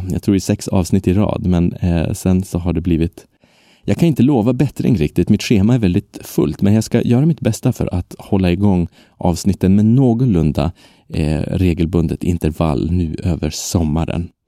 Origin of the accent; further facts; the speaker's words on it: Sweden; first language Swedish; Men mitt språk är ju svenska. Det är mitt modersmål, mitt enda modersmål.